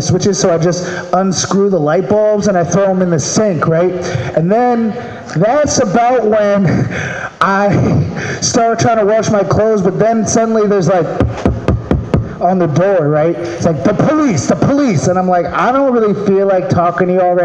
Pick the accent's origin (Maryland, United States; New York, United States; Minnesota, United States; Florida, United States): Maryland, United States; now in California, United States; I'm from Maryland.